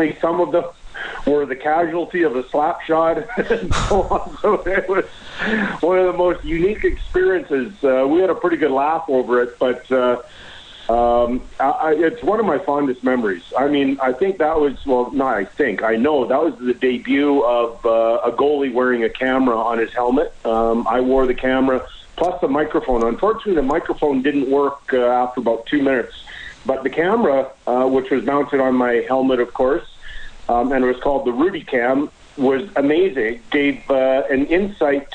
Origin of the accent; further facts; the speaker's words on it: Edmonton, Alberta, Canada; now in Calgary, Canada; I grew up in Edmonton, so I have a real soft spot for the city.